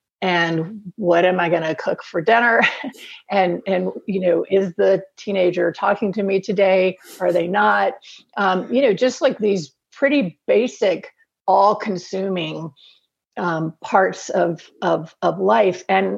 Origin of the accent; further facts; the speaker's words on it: Alabama, United States; now in North Carolina, United States; And I grew up in Alabama, on the coast of Alabama, and now live in North Carolina.